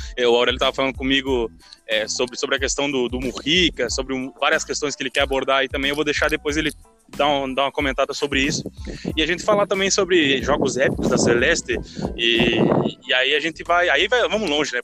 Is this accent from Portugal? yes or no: no; Uruguay; now in Brazil; eu saí em 2010 do Uruguai